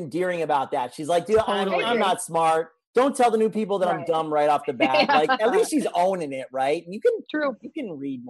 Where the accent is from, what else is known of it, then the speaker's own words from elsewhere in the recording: United States; because I'm American